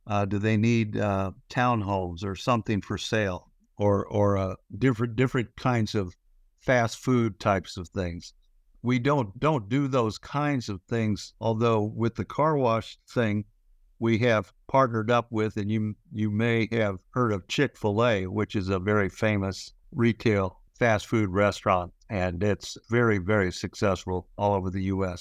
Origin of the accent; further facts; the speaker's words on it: Houston, Texas, United States; moved away as an adult; also born or lived in Memphis, Tennessee / Georgia Tech, Atlanta; I grew up in Texas. Uh, I was born in Memphis, Tennessee, but raised in Houston.